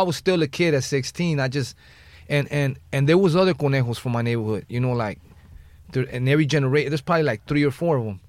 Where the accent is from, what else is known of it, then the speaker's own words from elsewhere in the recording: Los Angeles, California, United States; I'm from the West Side